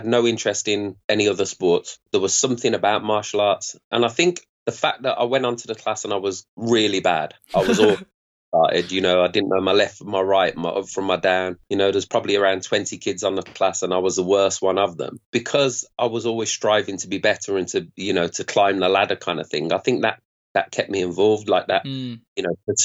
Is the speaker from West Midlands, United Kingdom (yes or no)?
yes; Birmingham, West Midlands, United Kingdom; Grew up in Birmingham, an area in Birmingham